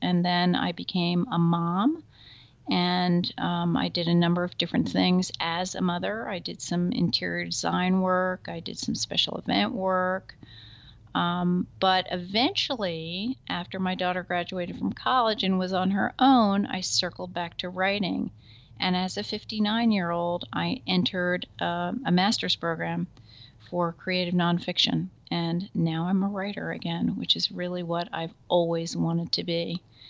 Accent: Bernardsville, New Jersey, United States; I actually grew up on this farm. I was born in 1955. And my grandparents bought this farm, which was then a 300-acre estate, in 1940.

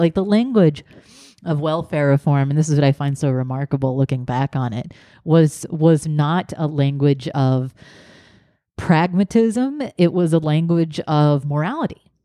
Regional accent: the South, United States; growing up in the South

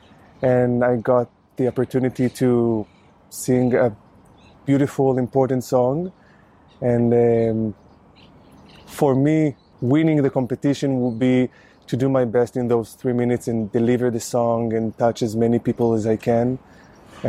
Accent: Ramat Gan, Tel Aviv District, Israel; English is a second language; now in Tel Aviv, Israel; I grew up in Ramat Gan and now I live in Tel Aviv.

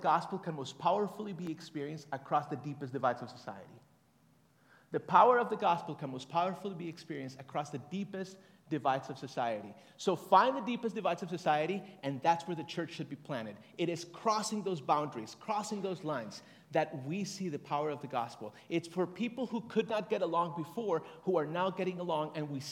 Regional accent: Bogotá, Colombia; moved away; also born or lived in Tegucigalpa, Honduras; I'm from Colombia, Bogota

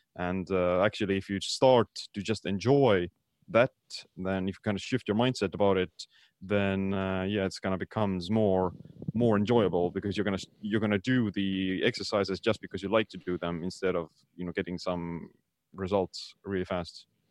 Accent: Estonia; I'm from Estonia.

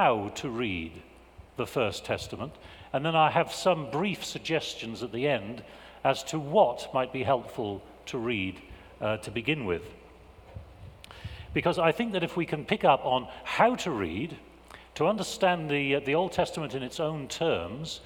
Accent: England, United Kingdom; I'm an Englishman. And as an Englishman, I have been raised in a culture that prizes understatement

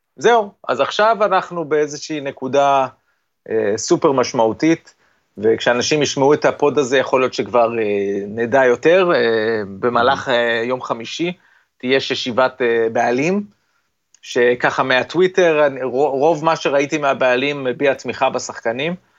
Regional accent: Israel

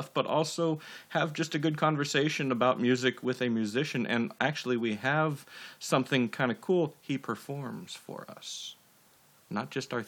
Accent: Pomona, California, United States; Pomona, my hometown

